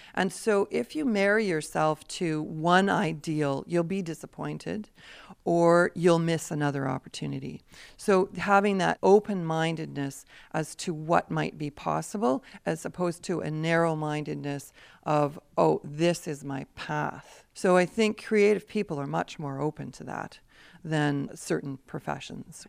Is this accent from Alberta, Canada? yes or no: yes; Peace River, Alberta, Canada; I grew up in Peace River, Alberta